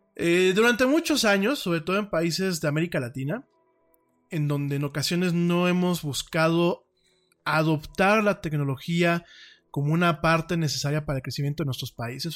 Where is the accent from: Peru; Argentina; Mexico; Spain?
Mexico; como mexicano